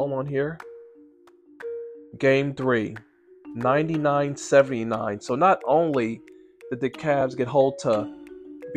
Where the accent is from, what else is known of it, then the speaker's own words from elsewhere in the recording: New York City, New York, United States; As a New Yorker